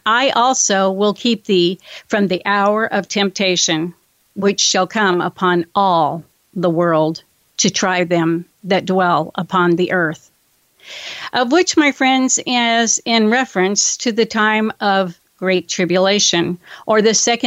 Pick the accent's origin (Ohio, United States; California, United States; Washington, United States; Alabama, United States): California, United States; my home state of California.